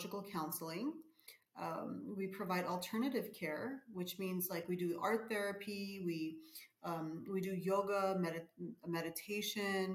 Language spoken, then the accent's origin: English; Glendale, California, United States; also born or lived in Abovyan, Armenia; I was born in Abovyan, Armenia, but I was raised in Glendale. I was a baby when we moved to America, so I was raised over there.